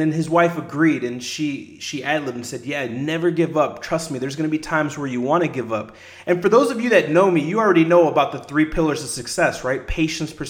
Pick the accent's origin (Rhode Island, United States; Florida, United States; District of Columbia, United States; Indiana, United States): Indiana, United States; La Porte; the small city where I grew up at in LaPorte in Indiana, about an hour outside of Chicago